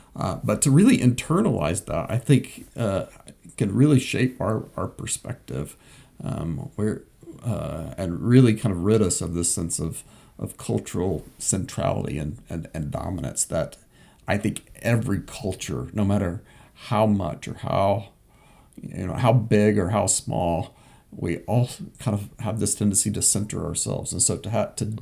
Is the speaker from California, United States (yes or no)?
no; Southwest Kansas, United States; I grew up in Southwest Kansas